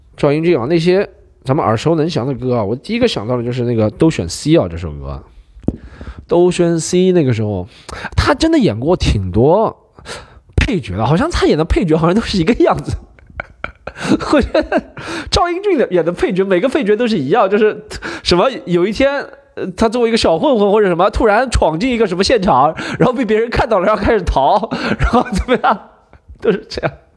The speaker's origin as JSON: {"language": "Chinese", "region": "Shanghai", "country": "China", "said": "那个年代我们上海人吃火锅是真的"}